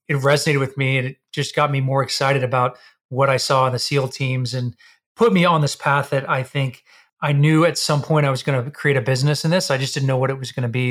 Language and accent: English; Texas, United States; we're both from Texas.